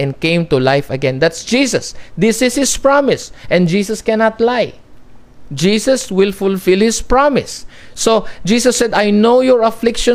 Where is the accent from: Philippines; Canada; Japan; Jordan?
Philippines; I'm a Filipino